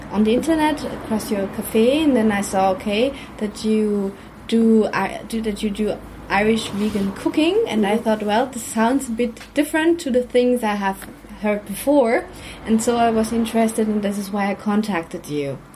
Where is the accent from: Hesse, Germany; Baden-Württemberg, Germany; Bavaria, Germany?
Baden-Württemberg, Germany; English is a second language; we come from Germany, from the south part of Germany, Baden-Württemberg, and uh, we are normally around um, in Ireland around Whitsun